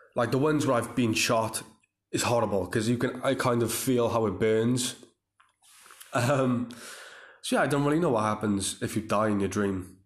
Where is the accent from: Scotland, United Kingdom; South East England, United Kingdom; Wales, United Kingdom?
Wales, United Kingdom; Cardiff; the Motor Point Arena in my hometown